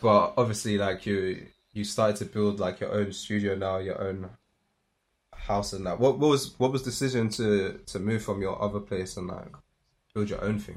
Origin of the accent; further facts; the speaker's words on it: London, United Kingdom; moved away as an adult; now in Manchester, United Kingdom; I'm from London